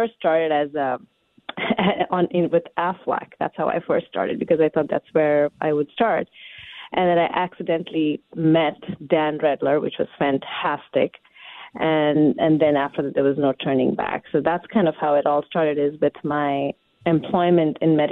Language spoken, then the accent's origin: English; India; now in Washington, United States; I am from India